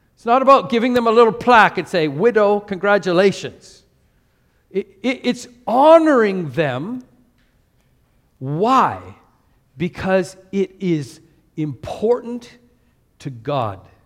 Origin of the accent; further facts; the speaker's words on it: Canada; now in Singapore; as a Canadian in Canada